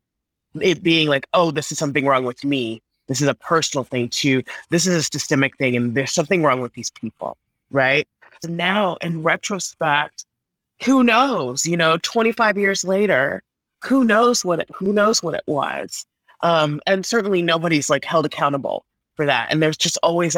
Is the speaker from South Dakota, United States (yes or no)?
no; Texas, United States; growing up in Texas